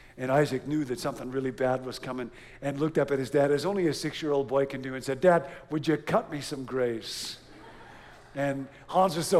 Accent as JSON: {"language": "English", "town": "Rockford", "region": "Illinois", "country": "United States", "tie": "born or raised there", "moved": "yes", "said": "I grew up in Rockford, Illinois"}